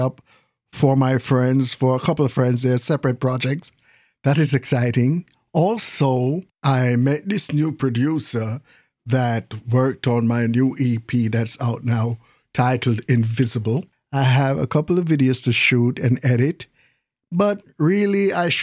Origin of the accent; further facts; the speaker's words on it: Jamaica; now in United States; I was born in the Caribbean on an island called Jamaica. Yes, Jamaica, West Indies. Then my parents and I migrated to the States